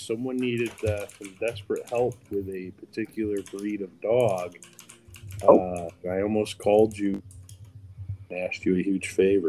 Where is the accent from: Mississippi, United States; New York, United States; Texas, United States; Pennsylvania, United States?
New York, United States; Syracuse; moved away as an adult; I left the Northeast. I'm from Syracuse, New York. I left 4 years ago.